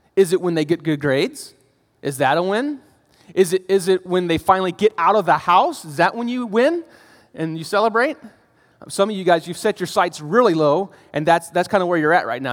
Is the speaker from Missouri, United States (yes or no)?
no; Northern Virginia, United States; now in Arizona, United States; I grew up in Northern Virginia by D C